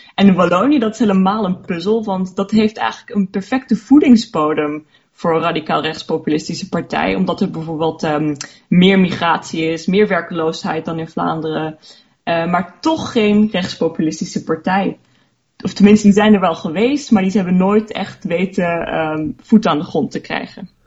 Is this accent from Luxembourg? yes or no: yes; Luxembourg; ik ben Luxemburgse en mijn, mijn ouders zijn Nederlanders. Ehm, ja, dus vandaar dat ik wel Nederlands spreek